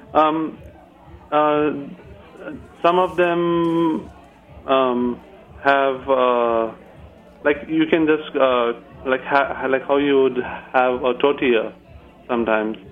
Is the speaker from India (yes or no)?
yes; Hyderabad, Telangana, India; now in Brattleboro, United States; I'm from uh, South India. Uh, the city is Hyderabad, India, and uh, yeah, and uh, uh, I grew up eating dosas